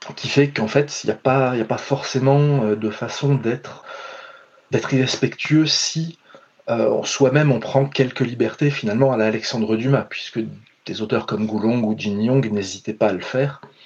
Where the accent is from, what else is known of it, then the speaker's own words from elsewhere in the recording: France; je suis français, blanc